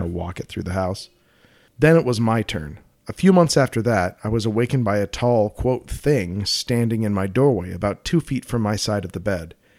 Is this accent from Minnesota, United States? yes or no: no; Colorado, United States; I'm from Colorado.